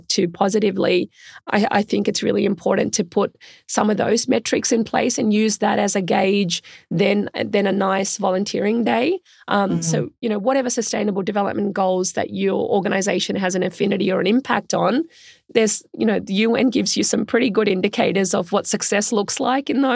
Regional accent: Australia; also born or lived in India; I was born in India, which was a developing country then, isn't so much now. And my family migrated to Australia when I was quite young

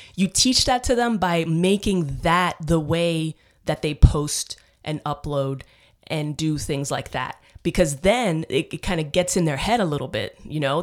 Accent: New York City, New York, United States; now in Austin, United States; I grew up in the Bronx.

